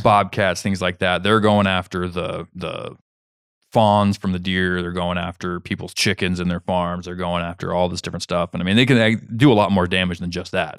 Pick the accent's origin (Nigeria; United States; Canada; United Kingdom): United States; Kansas; moved away; where I grew up in Kansas